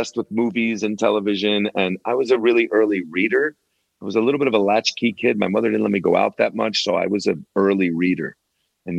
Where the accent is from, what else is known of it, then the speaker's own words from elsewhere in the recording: New Jersey, United States; Where I grew up in New Jersey, there were a lot of factories, industry there